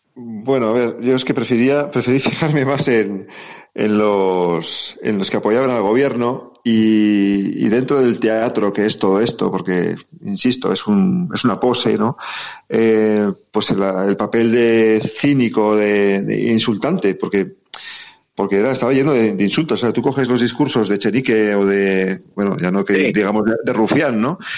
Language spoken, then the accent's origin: Spanish; Navarre, Spain; Soy, soy Navarro